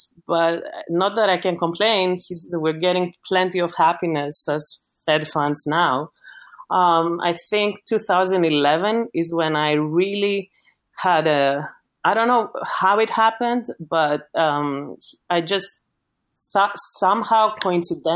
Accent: Greece; accent: Greek; English is a second language; moved away

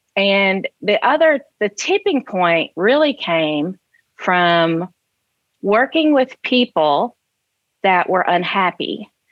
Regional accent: Sharon, Tennessee, United States; also born or lived in Chicagoland, Illinois; I grew up in Sharon, Tennessee

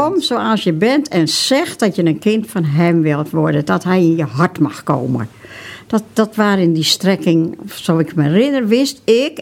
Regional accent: Broek op Langedijk, North Holland, Netherlands; in Broek op Lange waar ik geboren ben

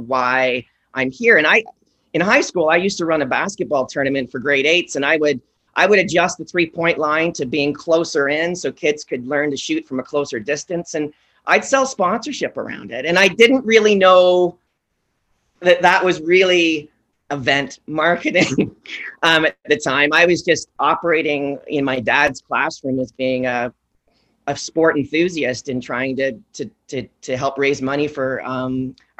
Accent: Oshawa, Ontario, Canada; I come from Oshawa, and I've got two parents that have been in the quasi play space.

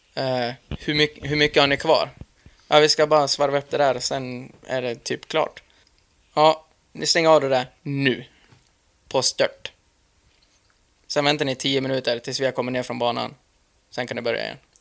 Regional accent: Dalarna County, Sweden; hemma i Dalarna

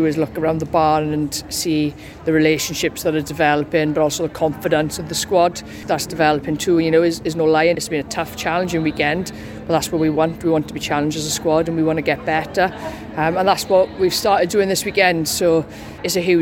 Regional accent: Wales, United Kingdom; as Welsh girls we are

